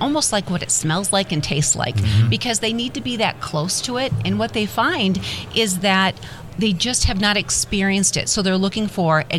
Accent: Midwest, United States; I'm originally from the Midwest, and I'm very proud Midwest girl here

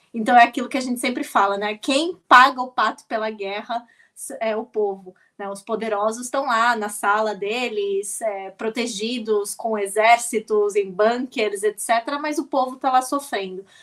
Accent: Brazil; eu sempre me identifico como latino-americana antes de dizer que sou brasileira

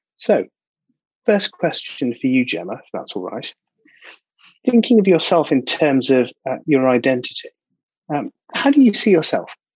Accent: London, United Kingdom; I'm a proud South Londoner

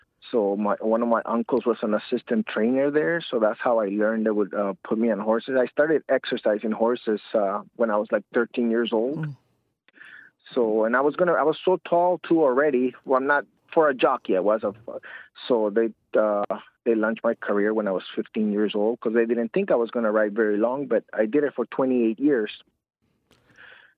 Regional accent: Tijuana, Baja California, Mexico; moved away; also born or lived in San Diego; I was born in San Diego, and I was raised in Tijuana, Mexico.

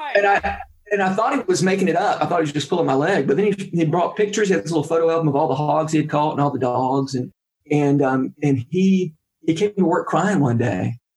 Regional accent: Warner Robins, Georgia, United States; moved away as an adult; also born or lived in Nashville, Tennessee; I went down to my hometown for the summer to, to work on a remodeling crew

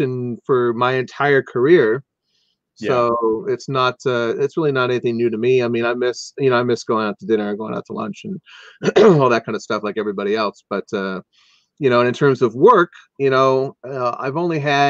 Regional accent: Anaheim, California, United States; I grew up in Anaheim, close to Disneyland

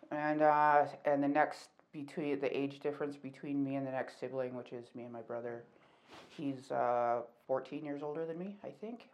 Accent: Calgary, Alberta, Canada; I'm from Calgary, so um born and raised here.

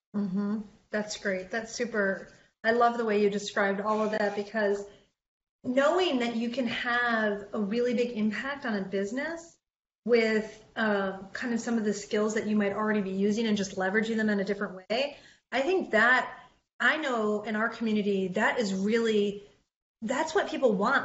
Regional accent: Detroit, Michigan, United States; I'm from Detroit

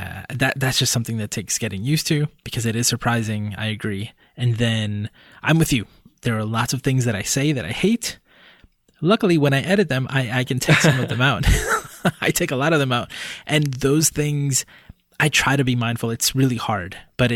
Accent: Puerto Rico; born there; does it matter to someone that I'm Hispanic, that I was born in Puerto Rico?

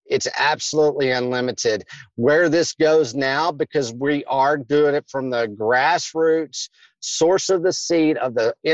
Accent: Kentucky, United States; But what I did is I grew up in Kentucky.

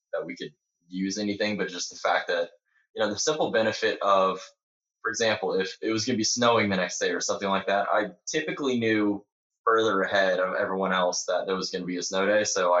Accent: Indiana, United States; moved away as an adult; also born or lived in Missouri / Texas; now in South Carolina, United States; originally I'm from Indiana, but over the last 4 years, I've moved all over. I've lived in Missouri, Texas, South Carolina, overseas for a little bit. So South Carolina is where I am right now

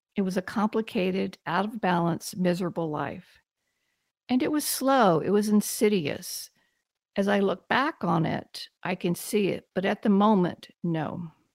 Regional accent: Texas, United States; I'm from Texas, and I, I really had wonderful parents

